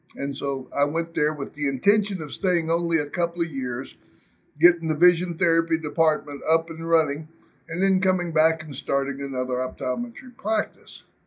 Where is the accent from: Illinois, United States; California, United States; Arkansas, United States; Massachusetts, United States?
Arkansas, United States; Arkansas Delta, United States; I grew up in the Arkansas Delta.